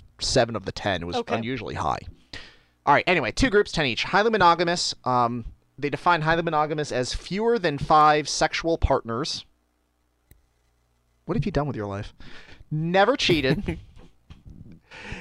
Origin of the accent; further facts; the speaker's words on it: Buffalo, New York, United States; I grew up in Buffalo in Western New York